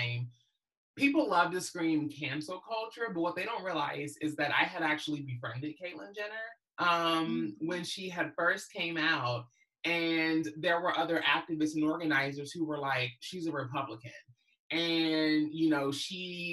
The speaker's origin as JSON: {"language": "English", "region": "Kentucky", "country": "United States", "tie": "born or raised there", "said": "when I was growing up in Kentucky, especially in the mid-90s"}